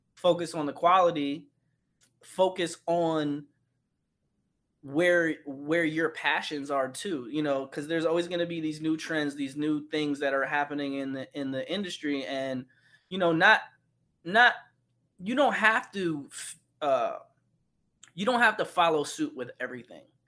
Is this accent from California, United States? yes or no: no; New York, United States; moved away as an adult; now in Los Angeles, United States; currently I live in Los Angeles, and I'm born and raised in New York